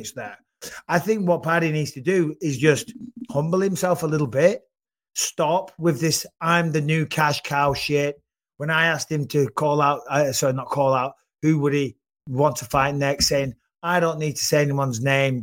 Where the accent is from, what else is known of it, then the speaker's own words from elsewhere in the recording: United Kingdom; I'm British